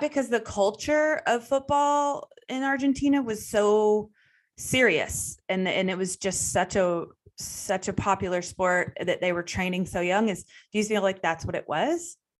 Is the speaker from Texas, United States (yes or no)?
yes; Texas, United States; us Texas people